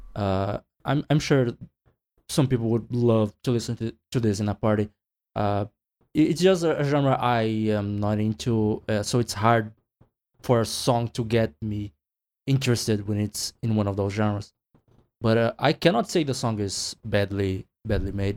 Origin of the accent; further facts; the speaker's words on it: Brazil; I'm from Brazil